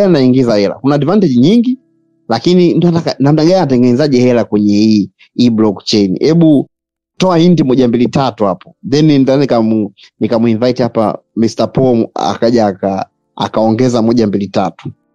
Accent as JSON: {"language": "Swahili", "country": "Tanzania", "said": "sisi ni watanzania"}